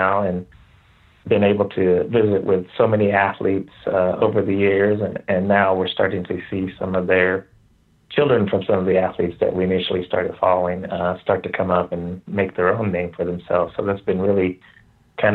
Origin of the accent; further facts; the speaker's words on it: outside the Tulsa area, Oklahoma, United States; I am originally from Oklahoma, outside the Tulsa area